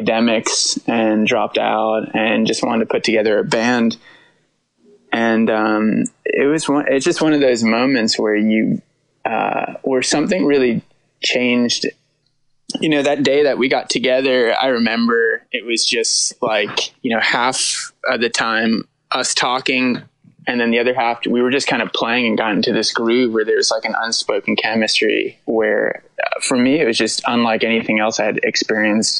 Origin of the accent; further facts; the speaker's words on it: New Brunswick, New Jersey, United States; moved away as an adult; also born or lived in New York City / Burlington, Vermont; I grew up like near New Brunswick in central New Jersey